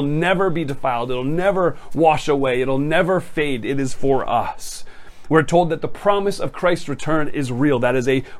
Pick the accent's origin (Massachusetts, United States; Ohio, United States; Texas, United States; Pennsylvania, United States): Massachusetts, United States; I grew up in Massachusetts